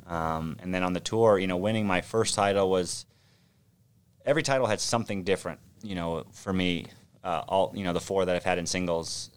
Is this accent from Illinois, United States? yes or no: no; Orange County, California, United States; also born or lived in Manhattan Beach, California; I grew up in Orange County, so just south of Los Angeles